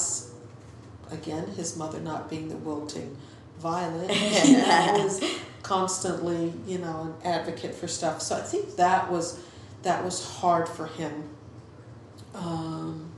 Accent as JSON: {"language": "English", "region": "Virginia", "country": "United States", "tie": "born or raised there", "moved": "yes", "said": "growing up in Virginia"}